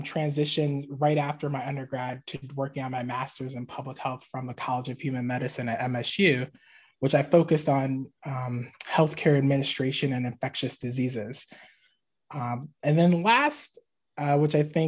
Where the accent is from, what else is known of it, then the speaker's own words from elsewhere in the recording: Maryland, United States; moved away as an adult; also born or lived in Michigan / Massachusetts; I am from Maryland, born and raised.